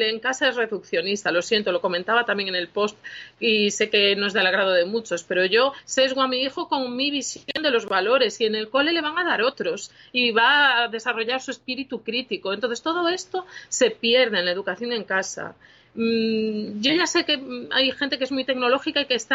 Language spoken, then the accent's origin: Spanish; Galicia, Spain; Es que los gallegos somos muy flipados.